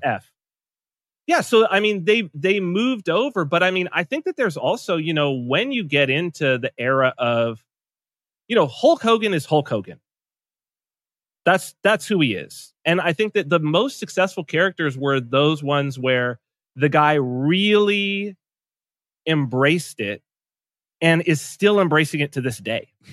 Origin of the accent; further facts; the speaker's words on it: San Bernardino, California, United States; I was raised in San Bernardino, California